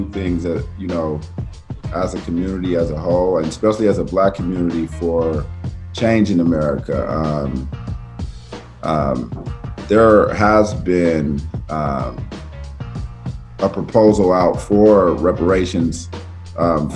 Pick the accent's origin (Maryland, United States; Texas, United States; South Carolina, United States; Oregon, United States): Oregon, United States; Portland; I'm from Portland, Oregon